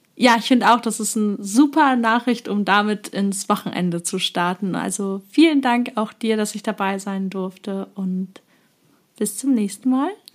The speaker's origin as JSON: {"language": "German", "region": "eastern Germany", "country": "Germany", "tie": "born or raised there", "said": "Wir kommen tatsächlich beide äh, aus einem DDR-Haushalt, also wir sind beide quasi im Osten aufgewachsen"}